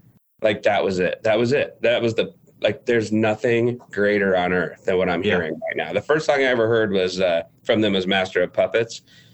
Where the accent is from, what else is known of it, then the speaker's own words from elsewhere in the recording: California, United States; my parents are from California. I'm from California.